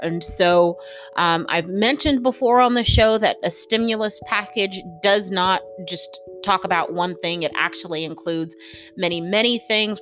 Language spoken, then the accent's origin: English; United States; as an American